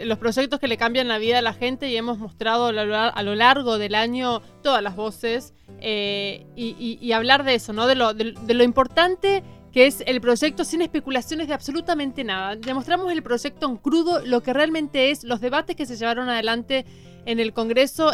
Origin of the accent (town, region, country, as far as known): Argentina